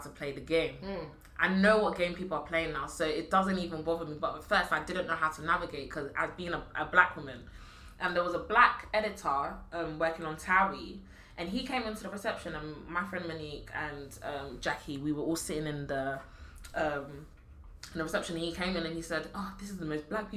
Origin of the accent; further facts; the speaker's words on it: London, United Kingdom; living in East London.